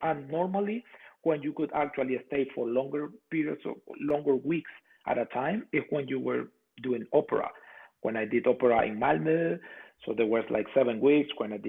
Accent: Puerto La Cruz, Anzoátegui, Venezuela; English is a second language; moved away as an adult; also born or lived in Europe; now in San Diego, United States; my hometown, Puerto La Cruz, Barcelona in Venezuela, their team there is called Caribes.

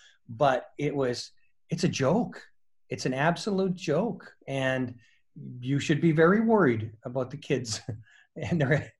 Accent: Dysart, Saskatchewan, Canada; moved away as an adult; also born or lived in Dauphin, Manitoba; I'm from Saskatchewan, yes, just outside of Regina. Small town, Dysart, Saskatchewan, farming community.

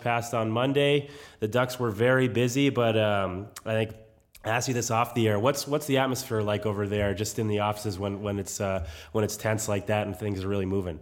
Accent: New England, United States; moved away; I grew up in New England, so I grew up a Bruins fan

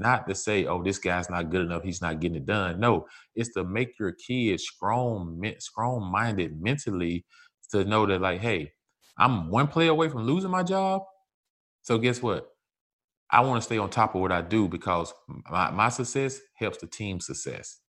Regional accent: Mississippi, United States; moved away; I come from Mississippi

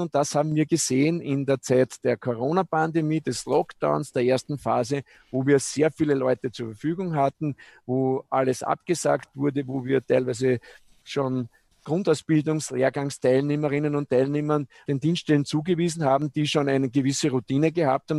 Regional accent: Eggenburg, Lower Austria, Austria; ich bin in, in der Straßenmeisterei Eckenburg quasi aufgewachsen

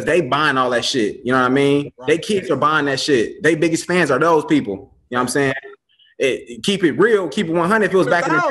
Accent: Chicago, Illinois, United States; I grew up in Chicago. I went to Morgan Park High School.

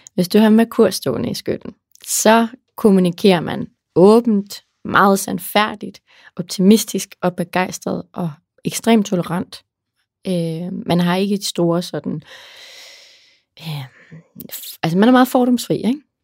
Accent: Aarhus, Central Denmark Region, Denmark; jeg er fra Aarhus, der brokker vi os til morgenmad

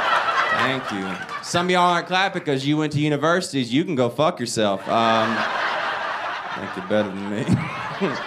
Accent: Alabama, United States; I'm from Alabama.

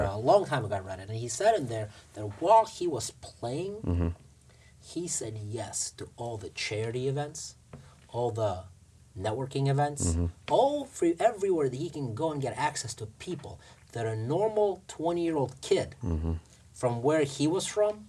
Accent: Russia; English is a second language; moved away; I came from Russia with nothing.

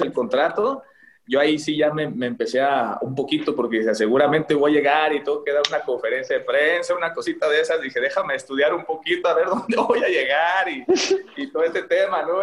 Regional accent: Tlaquepaque, Jalisco, Mexico; ahí de Tlaquepaque, yo crecí en Tlaquepaque

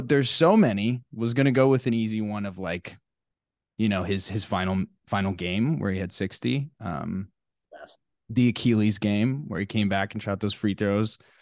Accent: Arlington, Texas, United States; I'm from Arlington, Texas, and I was like, you know, grew up kind of being a Mavs fan

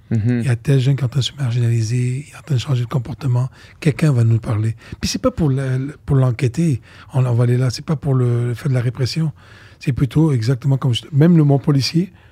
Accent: Côte d’Ivoire; also born or lived in Lebanon; moi je viens de la Côte d'Ivoire, d'Afrique et du Liban

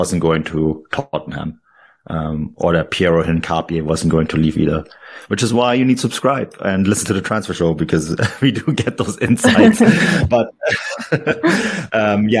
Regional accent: Munich, Bavaria, Germany; moved away; I've born and raised in Munich

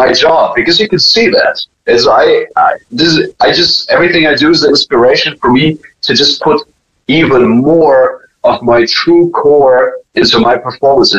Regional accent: Germany; moved away; when I was raised in Germany

